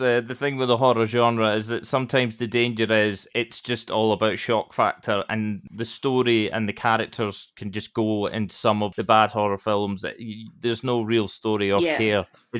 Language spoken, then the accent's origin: English; Scotland, United Kingdom; as well as a Scotsman, I was very proud.